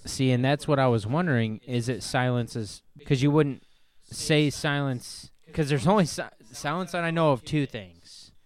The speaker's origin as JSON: {"language": "English", "region": "Northern Ohio", "country": "United States", "said": "We're from Northern Ohio"}